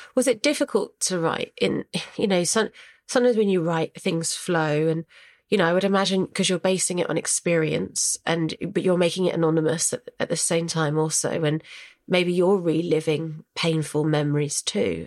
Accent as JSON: {"language": "English", "area": "Hampshire", "region": "South East England", "country": "United Kingdom", "moved": "as an adult", "lives_now": "London, United Kingdom", "said": "we're from Hampshire, we're from a rural village. That's why I went back home"}